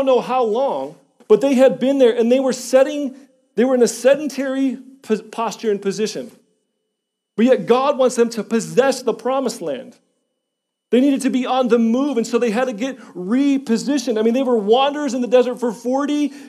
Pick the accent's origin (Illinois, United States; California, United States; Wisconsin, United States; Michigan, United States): Illinois, United States; Schiller Park; moved away; I was born and raised in Illinois. Chicago, Illinois, same house, corner house, 3700 North Hawthorne, Schiller Park, Illinois, 60176. Same house for 23 years.